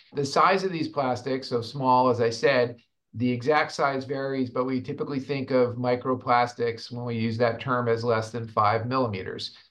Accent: Rhode Island, United States; my home state of Rhode Island

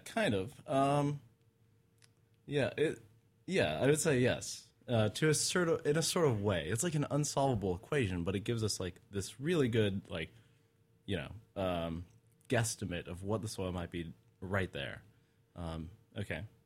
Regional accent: Utah, United States; I grew up in Utah.

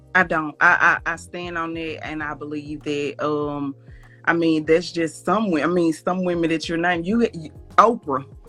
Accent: Mississippi, United States; from Mississippi

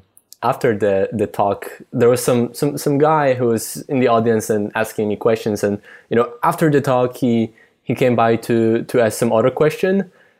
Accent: Poland; English is a second language; he didn't notice I was Polish

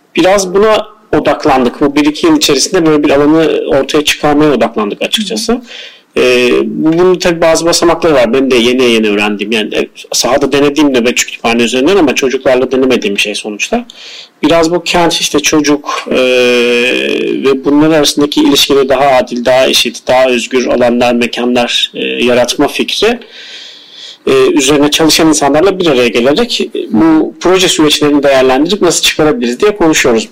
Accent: Adana, Turkey; moved away as an adult; also born or lived in Istanbul; ben Adana'da doğdum. Ee, e, Adana doğumluyum. Ee, ilk motorumu orada tamamladıktan sonra üniversite için İstanbul'a geldim.

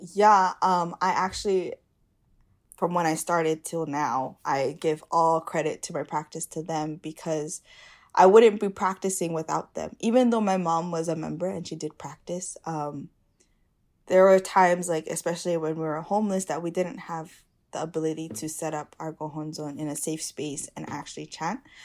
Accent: Hawaii, United States

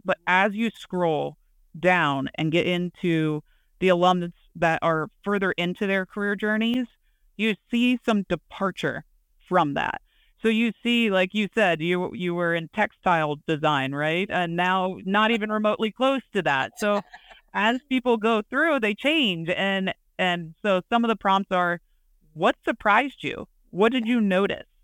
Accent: hometown of Penn College, Pennsylvania, United States; interim head coach at Penn College, um, in my hometown

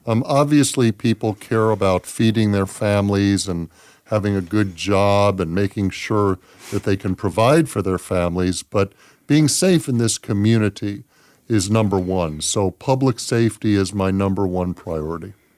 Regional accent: Los Angeles, California, United States; moved away as an adult; also born or lived in San Diego; now in Las Vegas, United States; I was born and raised in Los Angeles

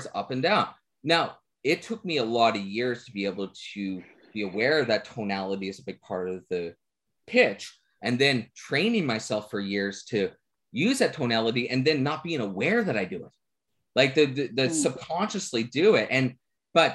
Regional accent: Newfoundland and Labrador, Canada; I'm a Newfoundlander.

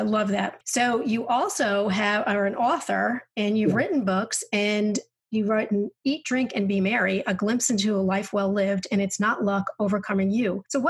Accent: New York, United States; moved away; because I'm from New York. And when I first moved south

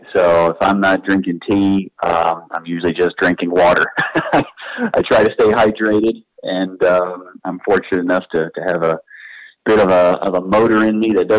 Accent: Eastern North Carolina, United States; born or raised there

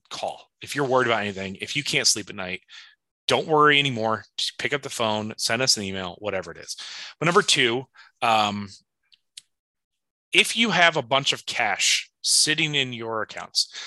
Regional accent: Indiana, United States; I'm from Indiana. I don't like Tom Brady.

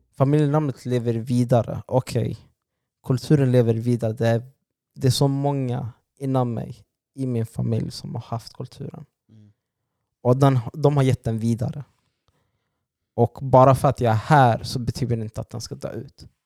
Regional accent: Sweden; alla vi är födda här

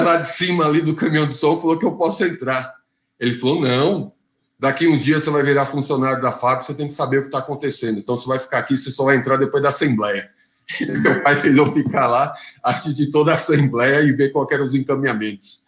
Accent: São Bernardo do Campo, São Paulo, Brazil; E eu nasci aqui em São Bernardo do Campo. Então sou batateiro da gema aqui

